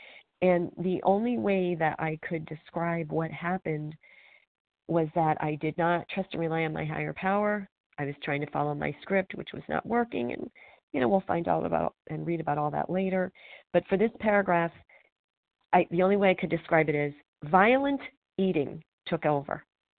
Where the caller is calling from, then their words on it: Pennsylvania, United States; I'm calling from Pennsylvania